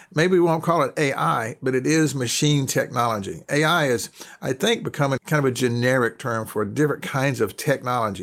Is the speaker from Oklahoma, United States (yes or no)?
no; North Carolina, United States; I'm a Southerner. I'm from North Carolina.